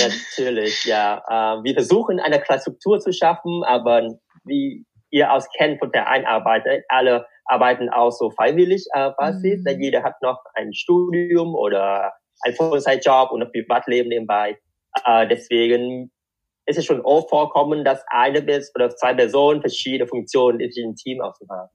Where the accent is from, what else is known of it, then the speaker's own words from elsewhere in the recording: Vietnam; German is a second language; moved away as an adult; also born or lived in Darmstadt, Germany; now in Germany; ich bin in Vietnam geboren und aufgewachsen